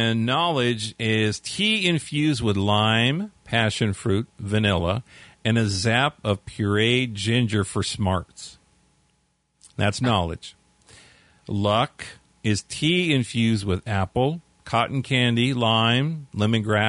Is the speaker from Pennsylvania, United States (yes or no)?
no; California, United States; I'm from California